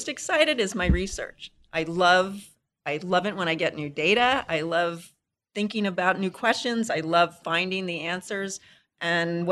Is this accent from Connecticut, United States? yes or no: no; Las Vegas, Nevada, United States; also born or lived in Little Silver, New Jersey; now in Tucson, United States; I was born in Little Silver, New Jersey, and I moved to Vegas when I was 10